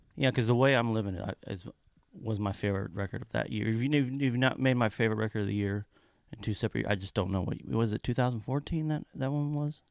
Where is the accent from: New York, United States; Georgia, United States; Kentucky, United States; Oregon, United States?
Kentucky, United States; I'm from Kentucky